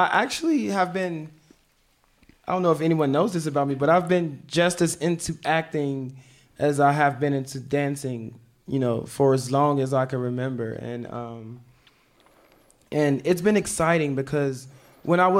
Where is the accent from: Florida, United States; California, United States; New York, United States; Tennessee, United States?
Tennessee, United States; Memphis; also born or lived in Chicago; I was born in Chicago, but I was raised in Memphis. I was raised there since I was 8 years old.